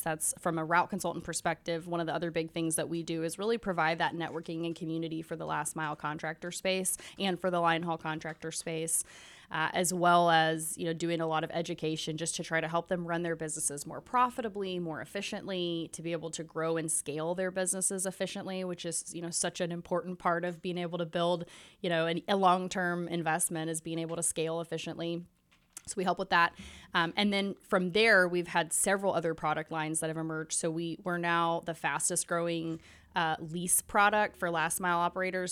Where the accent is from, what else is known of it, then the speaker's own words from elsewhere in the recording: Nashville, Tennessee, United States; I'm born and raised in Nashville